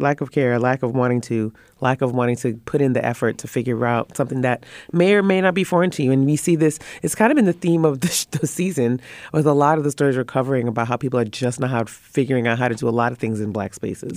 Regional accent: Trinidad & Tobago; I'm from the Caribbean and mm. um, Trinidad to be very specific, Trinidad and Tobago

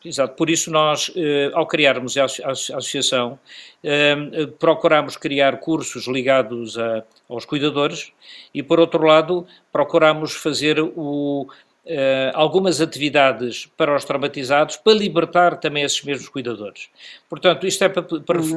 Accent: Beira, Sofala, Mozambique; now in Portugal; enquanto beirense, nascido em Moçambique

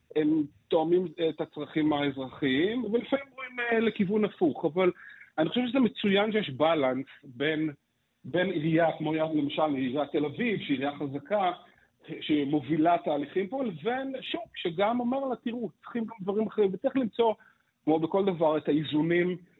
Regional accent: Petah Tikva, Central District, Israel; אני גדלתי בפתח תקווה

